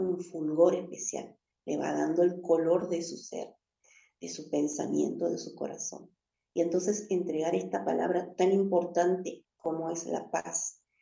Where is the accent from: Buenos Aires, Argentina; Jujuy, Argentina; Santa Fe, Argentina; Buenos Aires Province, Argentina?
Jujuy, Argentina; also born or lived in Patagonia; desde Jujuy, que es la provincia que me ha criado y me ha cuidado desde hace mucho tiempo, siendo que yo nací en la Patagonia